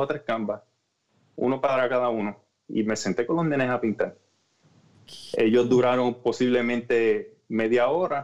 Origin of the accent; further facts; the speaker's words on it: Orocovis, Puerto Rico; moved away; yo soy de Orocovi